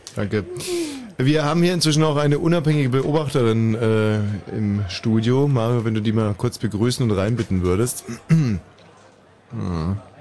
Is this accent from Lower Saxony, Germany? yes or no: no; Upper Bavaria, Germany; moved away